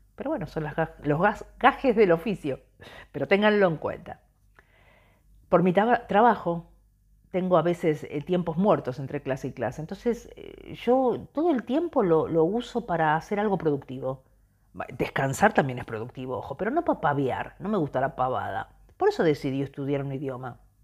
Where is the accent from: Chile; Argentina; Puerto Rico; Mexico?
Argentina; moved away as an adult; Somos argentinos